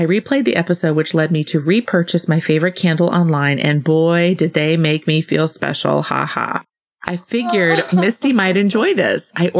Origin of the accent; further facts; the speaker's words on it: Southwest, United States; I'm from the Southwest, where there is an abundance of open sky and sunlight. I now live in the Pacific Northwest